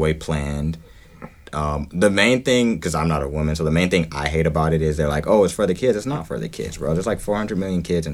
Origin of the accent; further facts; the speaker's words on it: Georgia, United States; I grew up in Georgia.